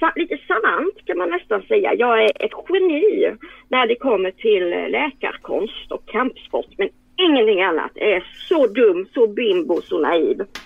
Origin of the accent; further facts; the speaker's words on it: Karlskrona, Blekinge, Sweden; jag kommer också från Karlskrona